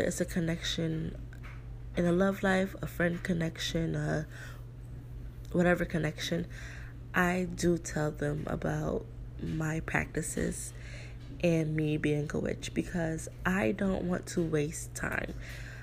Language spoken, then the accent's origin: English; New York, United States; moved away as an adult; now in South Florida, United States; in New York, my hometown